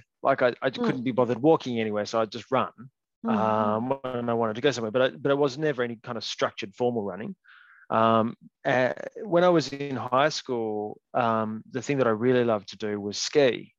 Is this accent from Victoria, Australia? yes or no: no; Hobart, Tasmania, Australia; I grew up and have lived in Hobart for most of my life, apart mm-hmm. from a brief period overseas.